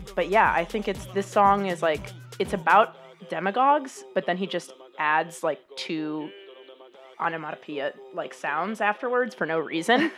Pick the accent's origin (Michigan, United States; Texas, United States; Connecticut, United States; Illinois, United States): Illinois, United States; Chicago; moved away; I am from Chicago originally